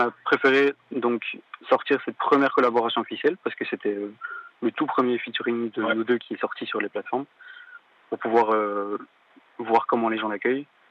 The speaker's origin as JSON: {"language": "French", "area": "Walloon Brabant", "region": "Wallonia", "country": "Belgium", "said": "je viens de la Wallonie, du Brabant Wallon, plus précisément"}